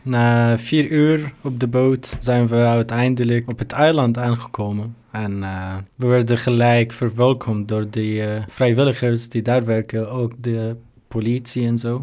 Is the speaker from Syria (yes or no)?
yes; Syria; Dutch is a second language; moved away as an adult; now in Netherlands; Ik kom uit Syrië